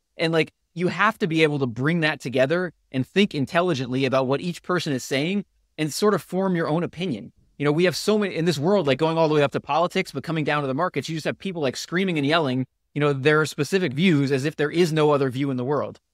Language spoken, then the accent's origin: English; Connecticut, United States; moved away as an adult; also born or lived in Georgia; I, I grew up in Connecticut